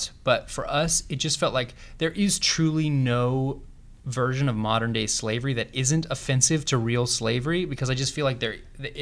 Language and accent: English; the South, United States; now in California, United States; We grew up in the South, Aaron